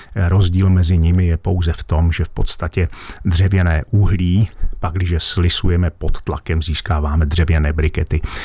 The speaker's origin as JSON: {"language": "Czech", "region": "Lachia / Moravian Wallachia", "country": "Czechia", "said": "u nás na Lašsku a Valašsku, eh, případně eh, ve Slesku"}